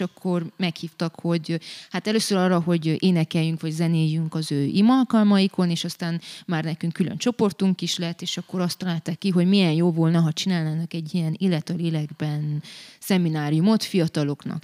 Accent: Brașov, Brașov County, Romania; én valójában a hitem szempontjából és az Isten kapcsolatom szempontjából itt nőttem fel

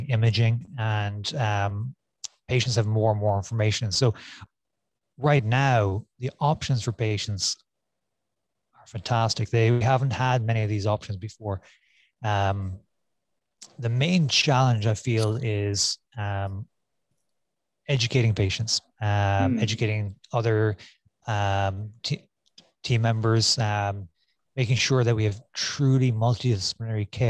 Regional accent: Cork, Munster, Ireland; moved away as an adult; also born or lived in St. Louis, United States / San Francisco, United States; now in Phoenix, United States; I'm born and raised in Ireland in Cork, and did my medical school in Cork

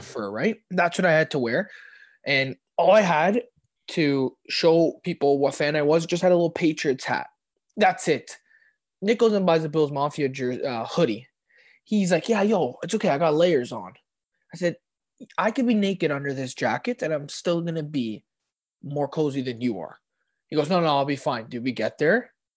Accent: Canada

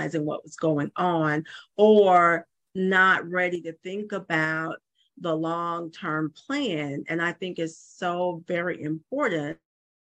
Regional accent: Georgia, United States; moved away as an adult; also born or lived in Hawaii; I'm originally from Georgia. I moved back to Georgia

